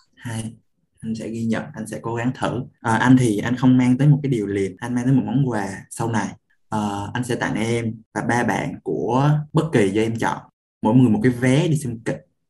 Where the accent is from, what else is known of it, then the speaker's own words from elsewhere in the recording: Da Lat, Lam Dong, Vietnam; nhà anh ở Đà Lạt